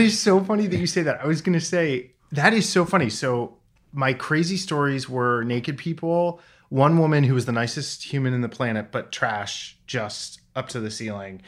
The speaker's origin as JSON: {"language": "English", "region": "Vermont", "country": "United States", "tie": "born or raised there", "also_born_or_lived": "New Hampshire", "said": "I, uh, was born and raised in Vermont and got my start in politics there"}